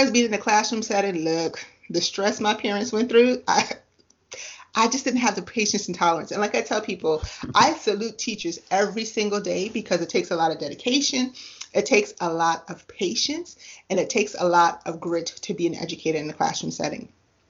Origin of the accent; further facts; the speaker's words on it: U.S. Virgin Islands; now in United States; So where I grew up, I didn't grow up in the U.S. I grew up in the Virgin Islands.